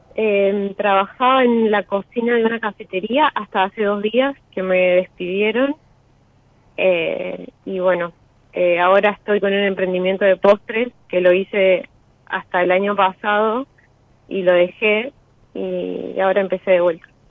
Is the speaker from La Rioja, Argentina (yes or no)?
no; Entre Ríos, Argentina; now in Rosario, Argentina; Yo soy de Entre Ríos, pero vivo en Rosario hace siete años